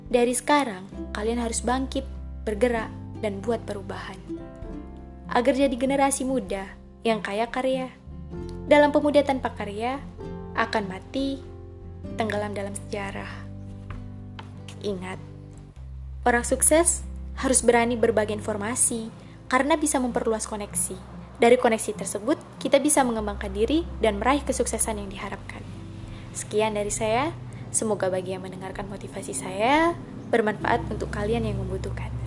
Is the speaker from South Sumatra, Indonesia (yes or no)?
yes; Belitung, South Sumatra, Indonesia; Asal saya dari Belitung, Oku Timur, Sumatera Selatan.